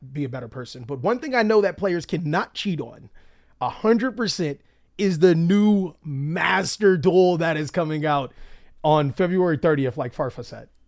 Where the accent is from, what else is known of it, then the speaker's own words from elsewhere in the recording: California, United States; I'm from Cali